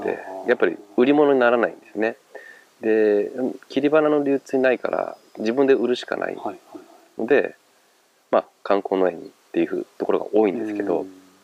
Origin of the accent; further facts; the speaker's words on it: Kofu, Yamanashi, Japan; moved away; also born or lived in Chiba; 元々甲府出身なので